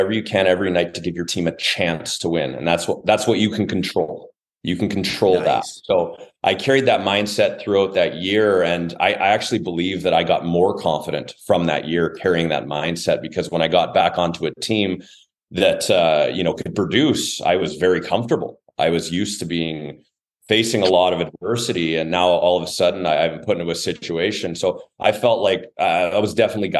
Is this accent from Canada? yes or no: yes; Brandon, Manitoba, Canada; my hometown